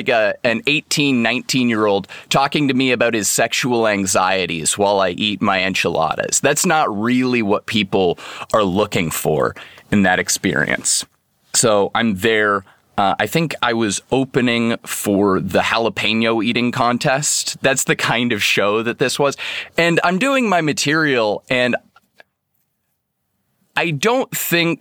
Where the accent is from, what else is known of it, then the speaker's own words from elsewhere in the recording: Seattle, Washington, United States; I'm from Seattle, Washington